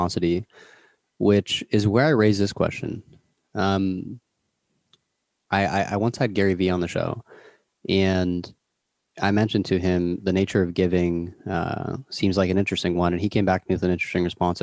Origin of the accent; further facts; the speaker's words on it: Toronto, Ontario, Canada; I'm from Toronto